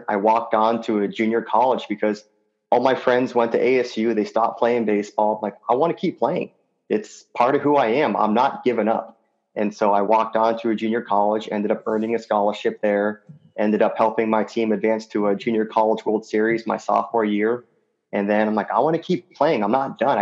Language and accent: English; Phoenix, Arizona, United States; also born or lived in Colorado Springs, Colorado; originally, I grew up in Phoenix/Scottsdale, Arizona